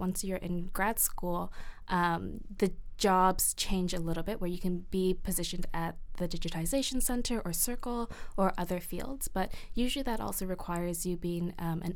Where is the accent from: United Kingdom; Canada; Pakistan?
Canada; a second-generation Vietnamese Canadian or Vietnamese settler